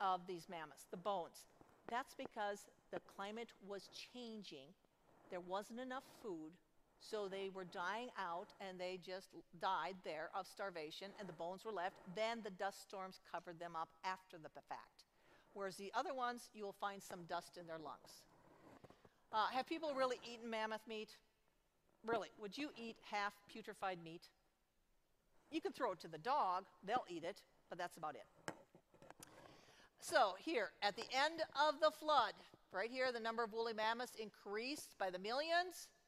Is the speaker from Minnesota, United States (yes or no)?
yes; Minnesota, United States; I'm from Minnesota